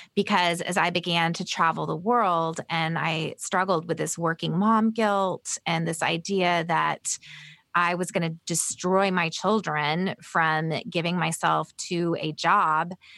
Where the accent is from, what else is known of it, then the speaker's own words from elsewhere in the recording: the South, United States; also born or lived in Bolivia; growing up in the South